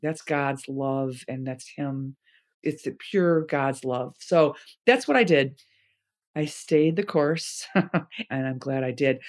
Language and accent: English; Chicago, Illinois, United States; We grew up in Chicago